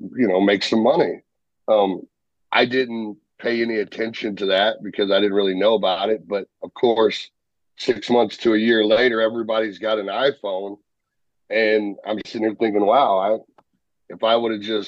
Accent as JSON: {"language": "English", "town": "St. Louis", "region": "Missouri", "country": "United States", "tie": "born or raised there", "said": "I grew up in St. Louis"}